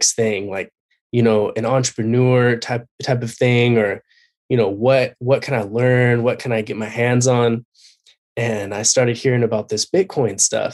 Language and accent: English; Covina, California, United States; I've been born and raised in Covina, California